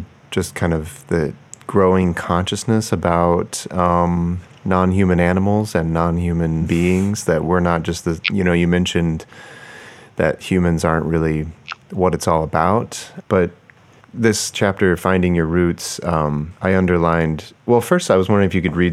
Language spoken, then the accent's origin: English; Oklahoma, United States; growing up in Oklahoma